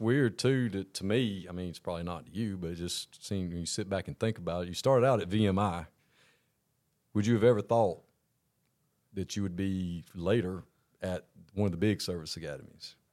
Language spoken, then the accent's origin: English; Augusta, Georgia, United States; I grew up in Augusta.